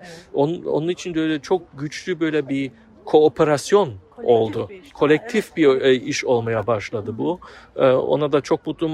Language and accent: Turkish; Offenbach, Hesse, Germany; Turkish is a second language; moved away as an adult; also born or lived in Frankfurt; now in Berlin, Germany; önceden Offenbach e, şehirde doğdum ve büyüdüm